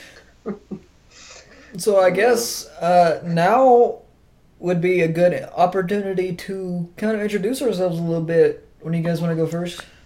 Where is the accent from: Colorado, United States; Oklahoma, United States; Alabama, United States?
Oklahoma, United States; we're three dudes from Oklahoma